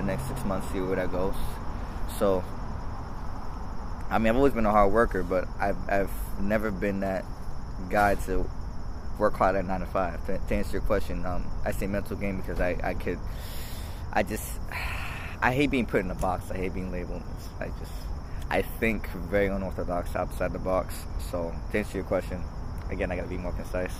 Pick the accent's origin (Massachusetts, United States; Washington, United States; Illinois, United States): Massachusetts, United States; Boston; Dorchester. Manapin area, Hyde Park area